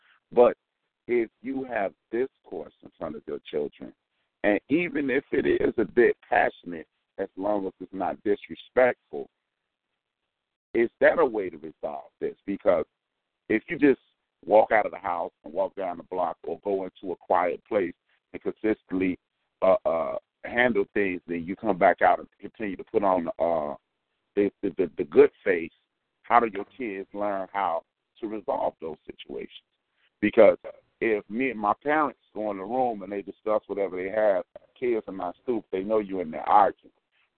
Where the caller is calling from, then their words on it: Chicago, Illinois, United States; I'm … from Chicago.